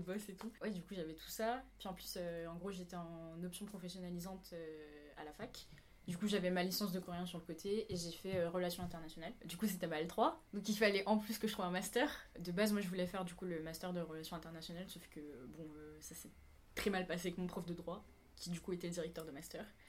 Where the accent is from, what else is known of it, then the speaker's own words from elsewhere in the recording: Réunion; moved away as an adult; also born or lived in Savoie, France / Paris, France; now in South Korea; Je suis originaire de l'île de la Réunion. J'y ai vécu la majeure partie de ma vie, à part pendant 4 ans.